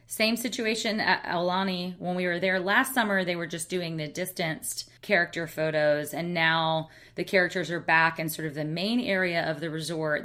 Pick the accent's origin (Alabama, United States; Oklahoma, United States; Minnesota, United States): Alabama, United States; now in San Francisco, United States; I'm a girl from Alabama